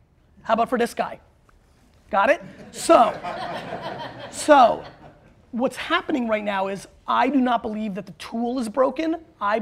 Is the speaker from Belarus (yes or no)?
yes; Belarus; now in United States; I was born in Belarus, which is the last dictatorship in Europe.